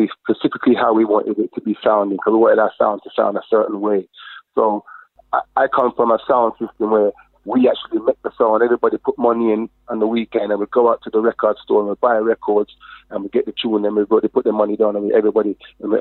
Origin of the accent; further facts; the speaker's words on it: London, United Kingdom; I'm born in London, in Harlesden